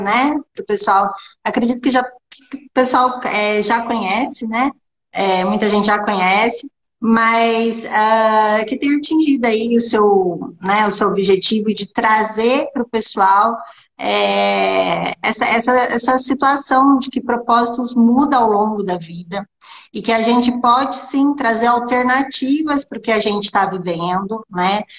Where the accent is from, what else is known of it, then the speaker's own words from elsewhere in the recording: interior of São Paulo state, Brazil; eu sou aqui do interior do estado de São Paulo